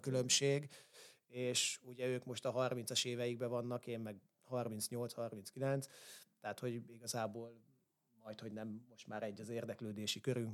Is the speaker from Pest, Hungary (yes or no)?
yes; Solymár, Pest, Hungary; én ilyen három-négy éves koromtól a pálya mellett nőttem föl. Ö, ugye úgy, hogy fater edzett, én meg ott rohangáltam körbe-körbe, mint egy hülye gyerek. Ö, abban az időben, akkor már Solymáron voltunk